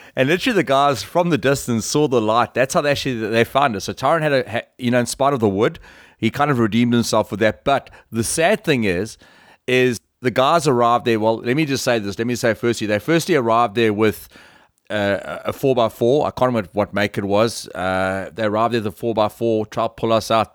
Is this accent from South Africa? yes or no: yes; South Africa; we're all from South Africa